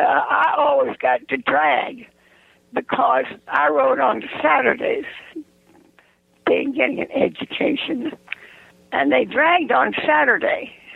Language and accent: English; Charlottesville, Virginia, United States; But we just went on in Charlottesville.